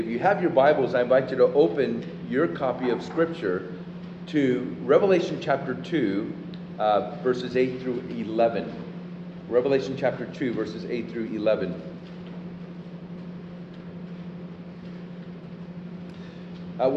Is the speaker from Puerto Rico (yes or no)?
yes; Puerto Rico; now in Austin, United States; I'm from Puerto Rico